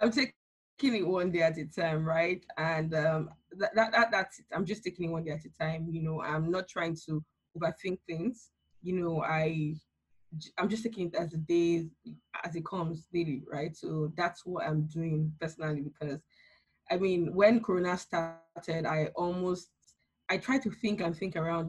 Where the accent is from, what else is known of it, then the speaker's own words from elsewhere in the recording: Nigeria; I'm Nigerian